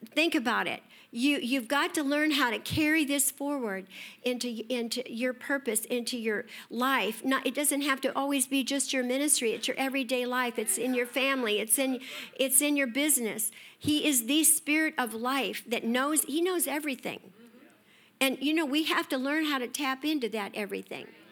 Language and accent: English; Escondido, California, United States; I grew up in Escondido